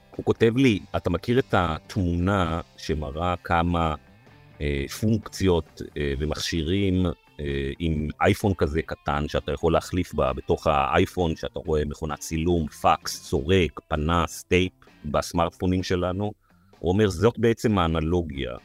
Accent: Israel; אני נולדתי בארץ, חייתי בארץ, אני אמות בארץ

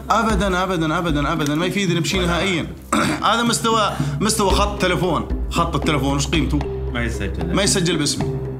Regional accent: Jordan; واني اردني ابن البلد هذه

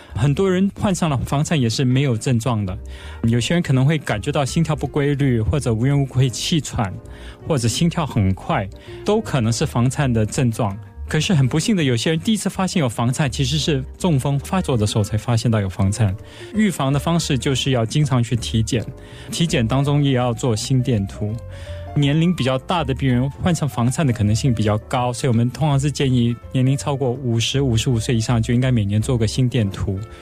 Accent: Singapore; 我们新加坡也有参加

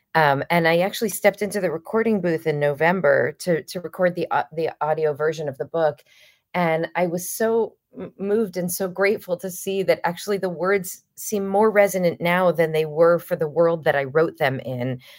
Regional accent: United States; also born or lived in Los Angeles; an American Jew who frankly came from a position of relative privilege

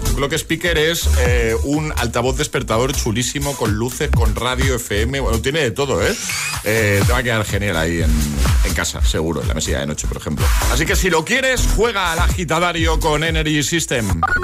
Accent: Barcelona, Catalonia, Spain; yo soy de Barcelona

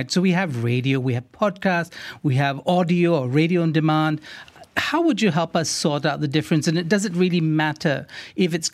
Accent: Singapore; in the 80s, I grew up on John Peel and the BBC World Service, which I could get on FM in Singapore.

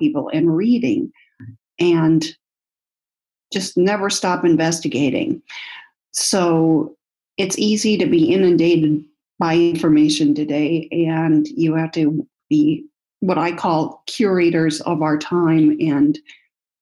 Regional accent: United States; I'm from the United States.

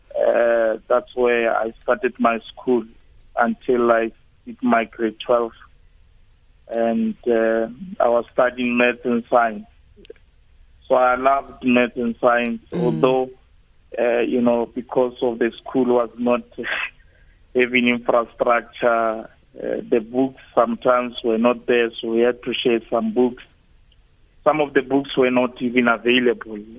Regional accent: Limpopo, South Africa; also born or lived in Soweto; I was born in Soweto, and uh, uh, at the age of five, my parents moved back uh, to Limpopo

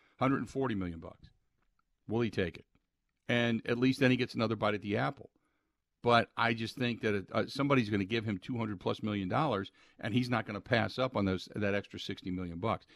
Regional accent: Cincinnati, Ohio, United States; moved away; growing up in Cincinnati, I had seventy-five and seventy-six in the Big Red Machine

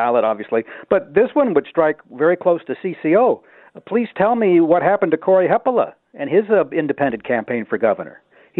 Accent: Duluth, Minnesota, United States; Six Below in Duluth, where I am, my hometown.

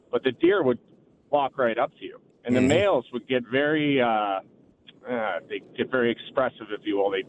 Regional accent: Williamsville, New York, United States; So I, I grew up in Williamsville on uh, Cadman Drive, and there's woods behind my folks' place.

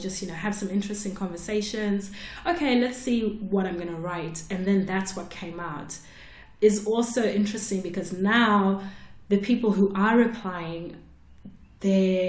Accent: Zimbabwe; I'm from Zimbabwe

